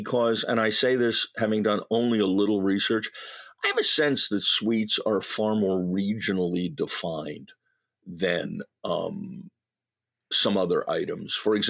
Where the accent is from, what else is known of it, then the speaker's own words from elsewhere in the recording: New England, United States; I grew up in New England